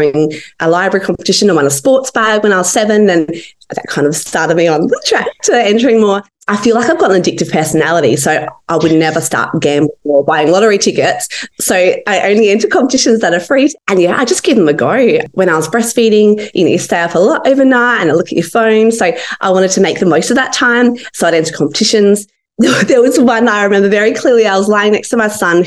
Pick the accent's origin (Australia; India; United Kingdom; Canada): Australia; Adelaide, South Australia; I'm from Adelaide in South Australia.